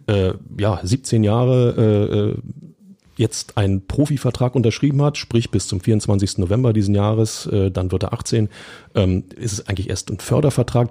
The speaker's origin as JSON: {"language": "German", "region": "Berlin", "country": "Germany", "said": "ich bin auch Berliner"}